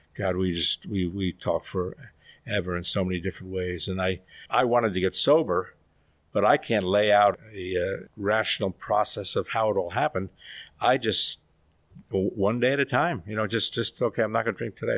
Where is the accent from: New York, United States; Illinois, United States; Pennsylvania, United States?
New York, United States; we grew up in New York in a very old world environment